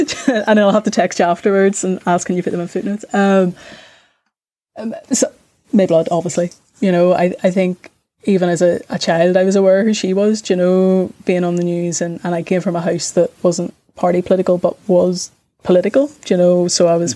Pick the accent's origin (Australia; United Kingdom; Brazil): United Kingdom; Belfast, Northern Ireland; whenever I was growing up in East Belfast